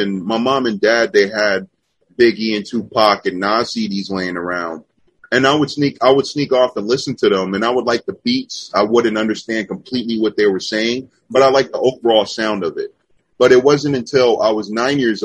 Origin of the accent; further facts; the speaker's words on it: Los Angeles, California, United States; growing up. It was just like, LA.